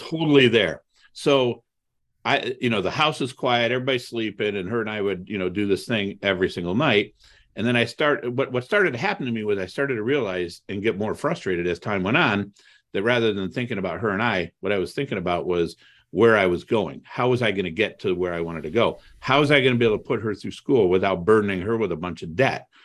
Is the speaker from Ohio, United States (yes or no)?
yes; Toledo, Ohio, United States; also born or lived in Cleveland, Ohio; I grew up in Toledo, Ohio.